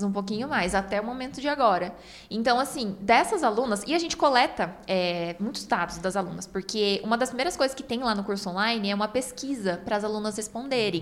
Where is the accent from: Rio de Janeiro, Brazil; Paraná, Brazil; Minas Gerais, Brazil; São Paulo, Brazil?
Paraná, Brazil; nós somos do Paraná